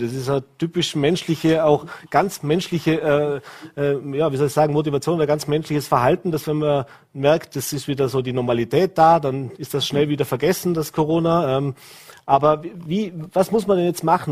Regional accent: Vorarlberg, Austria; wir in Vorarlberg

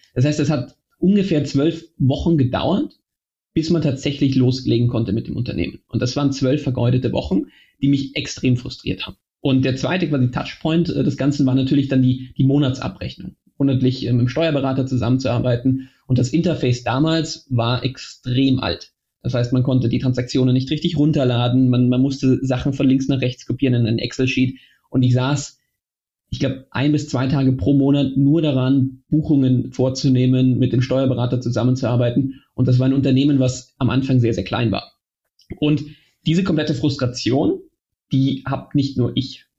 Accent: Germany; also born or lived in Austria / London / Mannheim / Moscow; gebürtig, auch wenn man's jetzt nicht mehr hört, bin ich Österreicher, aber in Deutschland aufgewachsen

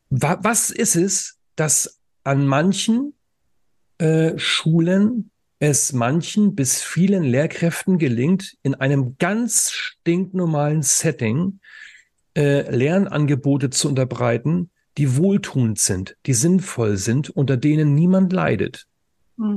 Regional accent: Northern Germany, Germany; moved away; also born or lived in Saxony; Ich komme ja aus dem Norden, ja, und ich habe lange Zeit in Sachsen als Lehrer gearbeitet

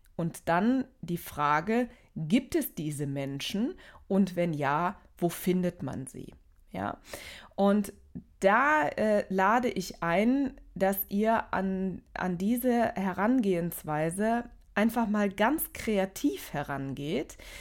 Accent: Aachen, North Rhine-Westphalia, Germany; Ich komme aus Aachen

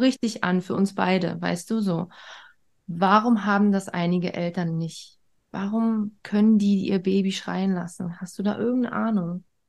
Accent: East Germany, Germany; Schon im Krankenhaus wurde ich direkt von der Mama weg und in ein eigenes Bettchen. So war das früher in der DDR

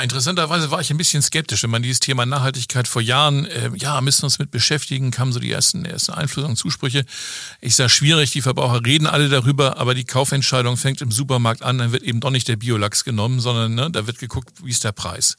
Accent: Hamburg, Germany; moved away as an adult; in meiner Heimatstadt. Ich komme aus Hamburg

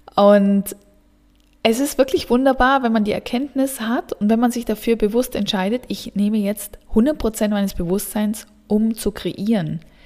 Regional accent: Southern Germany, Germany; moved away as an adult; also born or lived in Central Switzerland; now in Switzerland; Ich komme ursprünglich aus dem Süden Deutschlands

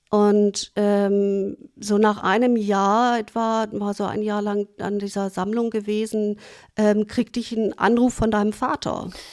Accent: Germany; also born or lived in New York, United States; in mein Heimatland zurückkehren würde

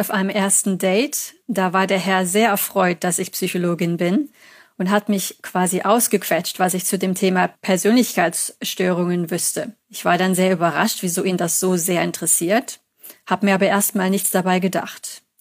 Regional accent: Germany; accent: German; Also man hat mir gesagt, dass mein Akzent jetzt nicht mehr so stark ist. Manche halten mich sogar für schottisch oder irisch.

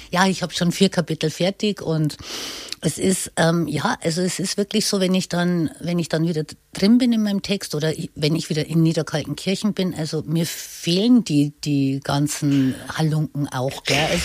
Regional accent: Bavaria, Germany; Bayern ist für mich mein Traumland, meine Heimat.

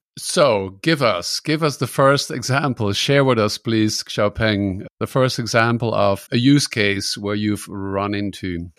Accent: Netherlands; now in Germany; I'm from the Netherlands. I live in Germany

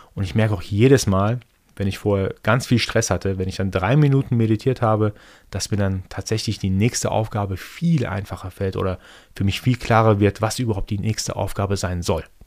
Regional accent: Iran; first language Persian; German is a second language; moved away; Ich bin gebürtiger Perser, gebürtiger Iraner

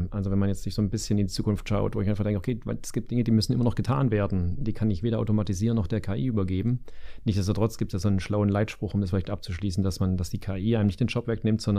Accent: Stuttgart, Baden-Württemberg, Germany; ein Öl im Getriebe, wenn ich das sozusagen als äh, Stuttgarter sagen darf.

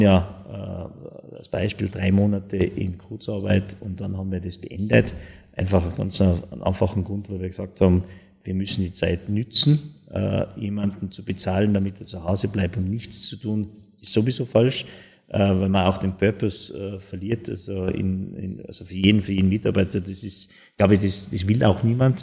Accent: Tyrol, Austria; ich als Österreicher, als, als Tiroler, als Europäer

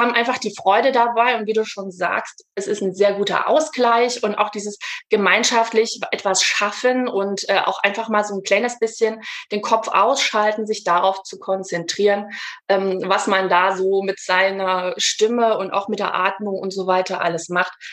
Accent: Leipzig, Saxony, Germany; ich komme aus Leipzig, bin gebürtige Leipzigerin, wohne auch noch hier

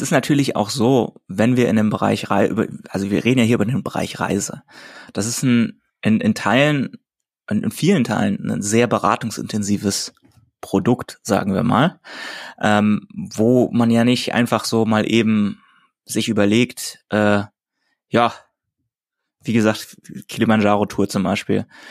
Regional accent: Hamburg, Germany; ich in Hamburg, also meiner Heimatstadt

